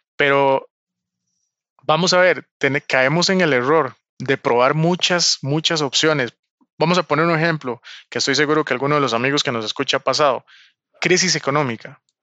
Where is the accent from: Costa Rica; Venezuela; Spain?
Costa Rica; Yo soy costarricense, vivo en Costa Rica